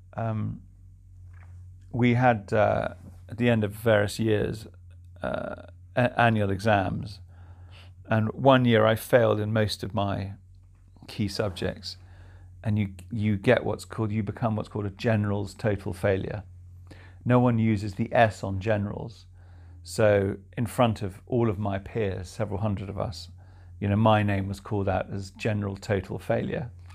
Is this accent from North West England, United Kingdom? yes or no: no; Chilson, South East England, United Kingdom; also born or lived in London; now in Somerset, United Kingdom; I was born in London. Spent a lot of my childhood in Oxfordshire, particularly in a little thatched cottage in a tiny hamlet called Chilson.